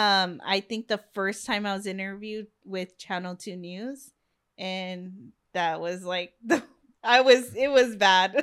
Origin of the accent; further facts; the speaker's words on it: Long Beach, California, United States; it's my hometown